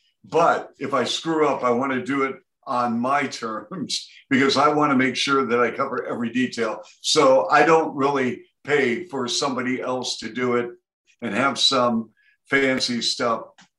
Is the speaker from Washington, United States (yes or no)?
yes; Seattle, Washington, United States; moved away; also born or lived in Ann Arbor; I grew up in Seattle.